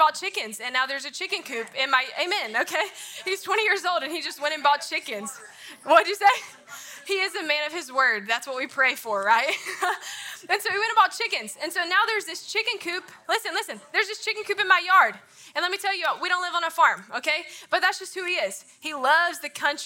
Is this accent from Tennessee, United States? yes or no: no; North Carolina, United States; now in Memphis, United States; people talk about my accent all the time. I'm from North Carolina. I'm from a small town